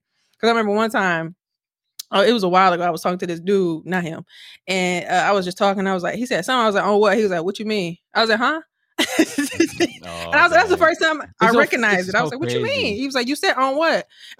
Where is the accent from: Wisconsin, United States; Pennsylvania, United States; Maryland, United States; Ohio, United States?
Wisconsin, United States; Milwaukee; now in Houston, United States; I'm from like the East Side area too.